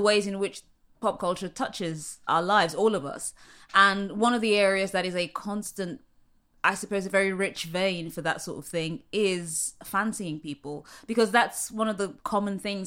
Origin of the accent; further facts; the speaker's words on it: London, United Kingdom; moved away as an adult; now in New York, United States; at that time I was living in London, which is where I'm from